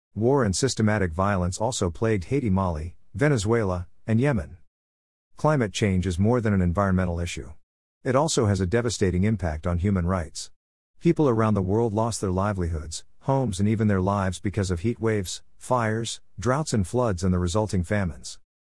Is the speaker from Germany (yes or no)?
no; Canada; I'm Canadian